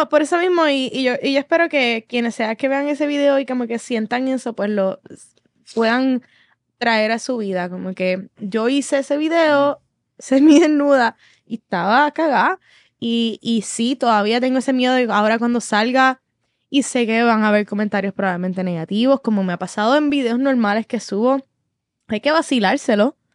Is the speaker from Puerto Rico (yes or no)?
yes; Puerto Rico; Soy boricua